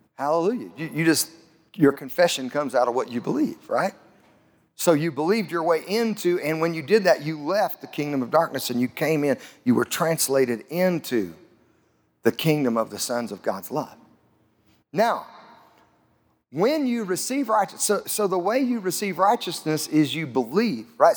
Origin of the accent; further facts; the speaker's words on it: Southeast Colorado, United States; I grew up in Southeast Colorado